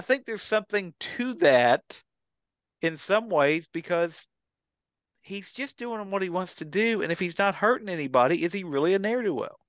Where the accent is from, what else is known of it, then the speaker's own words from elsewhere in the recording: Kentucky, United States; we grew up in Kentucky, all three